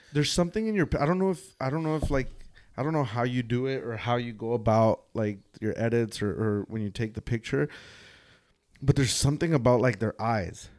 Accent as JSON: {"language": "English", "area": "San Fernando Valley", "region": "California", "country": "United States", "tie": "born or raised there", "said": "I grew up here in the San Fernando Valley"}